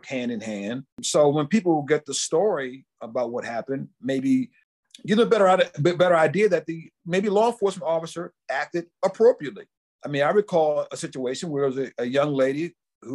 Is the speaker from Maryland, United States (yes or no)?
yes; Washington, D.C. area, Maryland, United States; I grew up in in the Washington, D.C. area, in local Maryland area